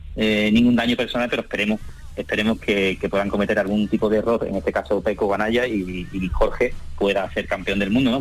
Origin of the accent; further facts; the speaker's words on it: Jerez de la Frontera, Andalusia, Spain; tengo el corazón partido entre eh, mi, Jerez natal y mi madre de Torreceras